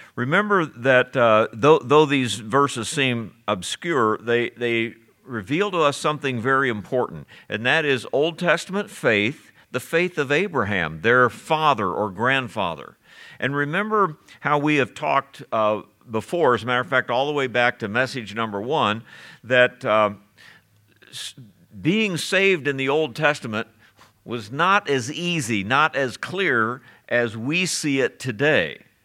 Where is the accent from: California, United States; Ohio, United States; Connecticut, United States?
Ohio, United States; my childhood growing up in Ohio